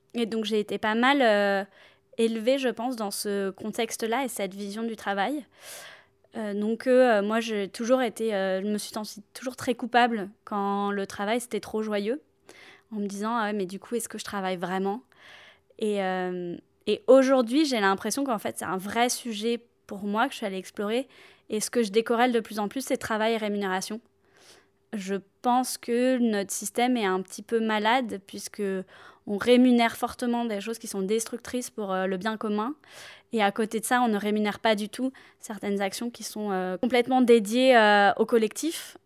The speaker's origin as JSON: {"language": "French", "region": "south of France", "country": "France", "moved": "as an adult", "lives_now": "Paris, France", "said": "je viens du sud de la France et je vis à Paris depuis maintenant 8 ans"}